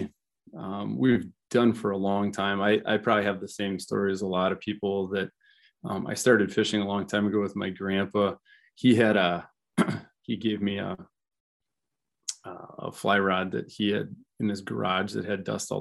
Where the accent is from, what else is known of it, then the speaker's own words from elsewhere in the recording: Iowa Falls, Iowa, United States; also born or lived in Charles City, Iowa; I grew up in Iowa Falls